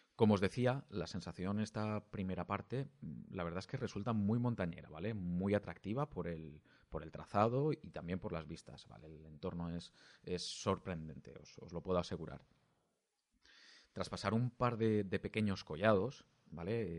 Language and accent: Spanish; Alicante, Valencian Community, Spain; siendo alicantino